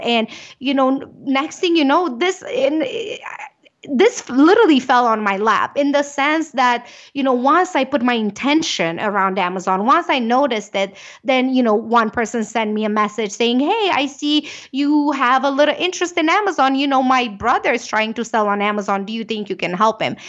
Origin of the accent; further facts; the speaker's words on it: Romania; English is a second language; moved away as an adult; now in United States; I am from Romania. You can probably catch a little bit of the accent.